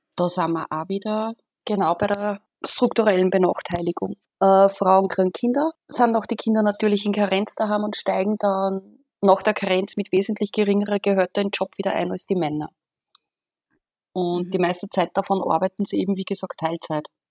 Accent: Austria; bei uns in Österreich

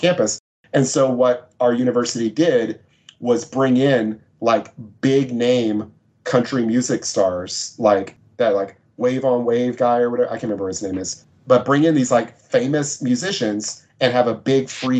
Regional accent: Texas, United States; I'm from Texas

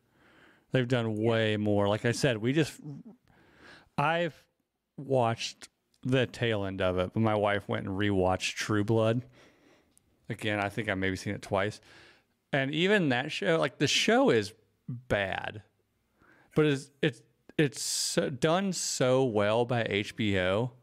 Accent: the South, United States; Especially, I grew up in the South where there are, like, those mega churches.

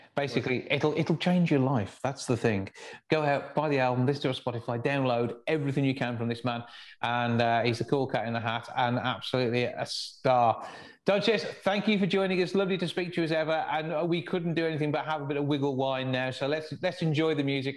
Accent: West Midlands, United Kingdom; accent: West Midlands; my West Midlands accent

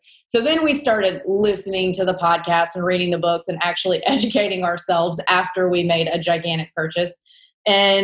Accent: Mississippi, United States; accent: southern twang; also born or lived in New York City; now in Nashville, United States; I'm from Mississippi

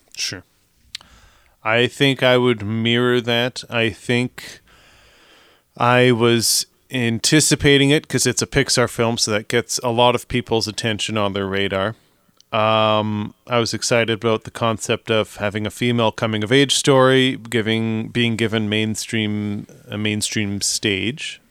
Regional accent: Canada; we are Canadian.

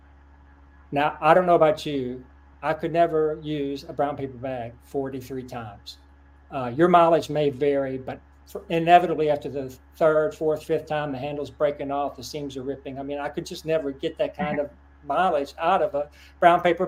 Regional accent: Lexington, Kentucky, United States; my hometown, Lexington, Kentucky

